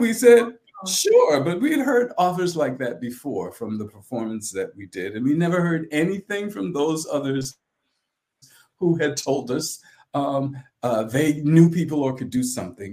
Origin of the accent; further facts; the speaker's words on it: St. Helena Island, South Carolina, United States; I was born on St. Helena Island, South Carolina, which is in Beaufort County